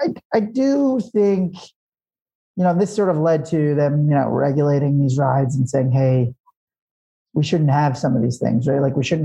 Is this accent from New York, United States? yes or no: yes; Long Island, New York, United States; I grew up on Long Island, New York, tri-state area.